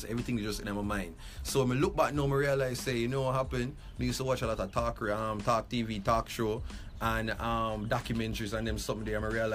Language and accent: English; Kingston, Jamaica; Grew up downtown. I'm from Rallington Town, Waterloo Road